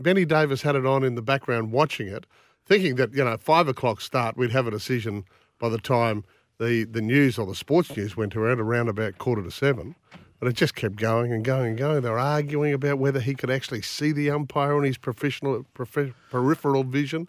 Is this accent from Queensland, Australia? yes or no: yes; Bundaberg, Queensland, Australia; born or raised there